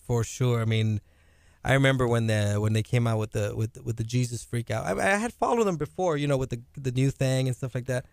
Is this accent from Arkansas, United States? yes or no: no; Rio Grande Valley, Texas, United States; I come from the Rio Grande Valley, man. There's nothing to do over there.